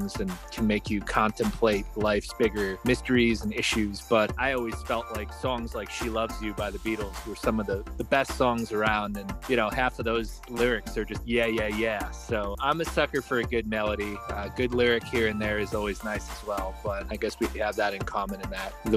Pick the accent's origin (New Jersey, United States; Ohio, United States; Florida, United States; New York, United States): New Jersey, United States; I'm from New Jersey, which is of course the home of …